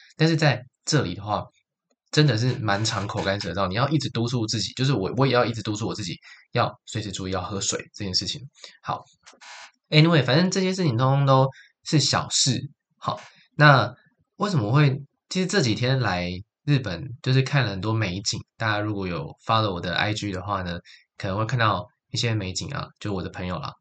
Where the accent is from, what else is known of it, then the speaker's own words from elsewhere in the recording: Taichung, Taiwan; moved away as an adult; also born or lived in Taipei, Taiwan; now in Kyoto, Japan; 台北不是我的家嘛，我家乡也有霓虹灯，但它是在台中